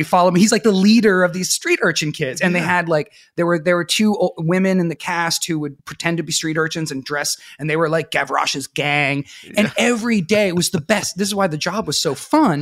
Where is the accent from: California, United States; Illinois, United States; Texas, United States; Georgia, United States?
California, United States; Sebastopol; I grew up outside of Sebastopol, California in Sonoma County, out in the Redwoods